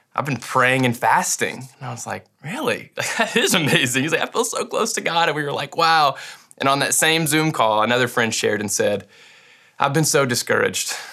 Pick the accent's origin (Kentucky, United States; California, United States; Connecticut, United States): Kentucky, United States; Western; I grew up in Western Kentucky